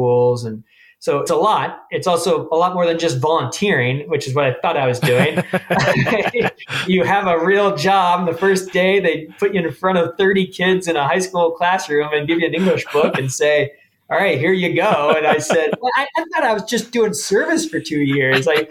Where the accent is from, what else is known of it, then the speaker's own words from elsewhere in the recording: San Diego, California, United States; moved away as an adult; also born or lived in Memphis, Tennessee; growing up in San Diego